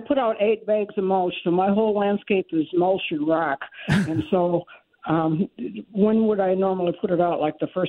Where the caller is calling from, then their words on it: St. Charles, Missouri, United States; Yes, I'm calling from St. Charles, Missouri